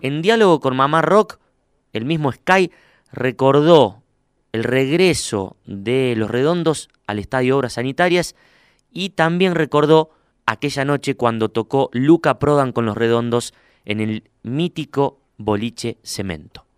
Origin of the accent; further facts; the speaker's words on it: Huinca Renancó, Córdoba, Argentina; now in Córdoba, Argentina; al sur de Córdoba a mi pueblo, ahí donde hace frío de verdad. Winca Renancó